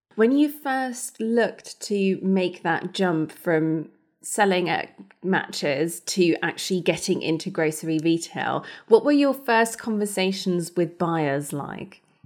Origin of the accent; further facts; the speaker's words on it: Germany; moved away; I grew up in Germany. We are not a rugby nation